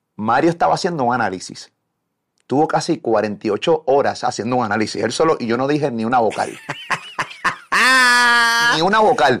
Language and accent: Spanish; Puerto Rico; aquí en mi país